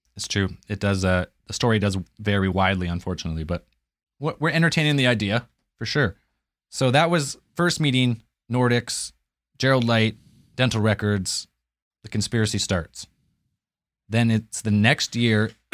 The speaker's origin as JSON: {"language": "English", "country": "Canada", "said": "I'm Canadian"}